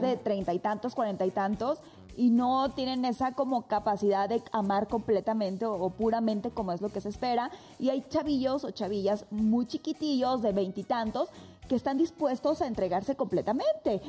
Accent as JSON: {"language": "Spanish", "country": "Bolivia", "moved": "yes", "lives_now": "Mexico", "said": "mi país, mi país, mi ciudad"}